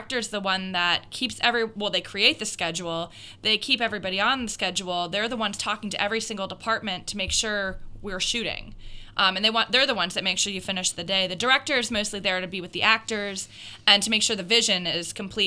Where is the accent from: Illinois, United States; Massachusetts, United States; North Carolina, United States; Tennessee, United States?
Massachusetts, United States; also born or lived in Pittsburgh, Pennsylvania; now in Minnesota, United States; I'm actually not from here. I'm from Massachusetts